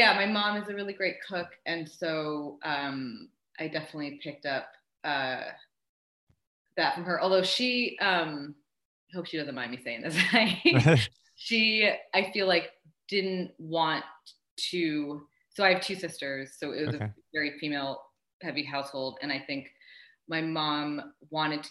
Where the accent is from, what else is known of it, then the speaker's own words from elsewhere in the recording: Niskayuna, New York, United States; also born or lived in Canada; now in New York City, United States; grew up in a town called Niskayuna, New York, which is a suburb of Schenectady near Albany.